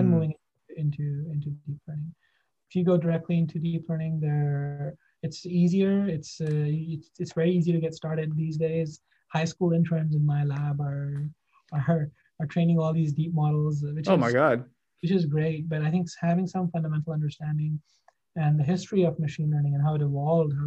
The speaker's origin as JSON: {"language": "English", "country": "Pakistan", "also_born_or_lived": "Japan / Okinawa / Singapore / Baltimore", "moved": "as an adult", "lives_now": "Boston, United States", "said": "I'm from Pakistan. I did my undergrad there"}